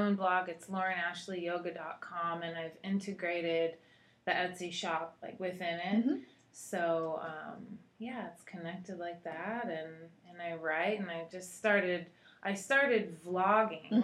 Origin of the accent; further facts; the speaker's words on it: Seattle, Washington, United States; moved away as an adult; also born or lived in Costa Rica; now in Texas, United States; I'm from Seattle originally